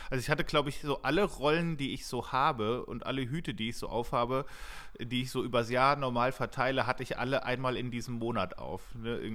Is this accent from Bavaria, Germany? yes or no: no; Hesse, Germany; wie wir das blöd finden, wenn wir sagen, wir kommen aus der Nähe von Frankfurt